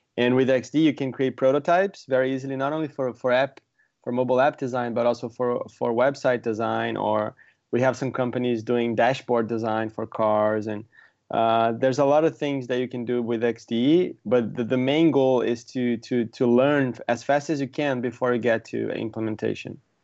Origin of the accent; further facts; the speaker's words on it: Brazil; moved away as an adult; also born or lived in San Diego; now in San Francisco, United States; I'm from Brazil originally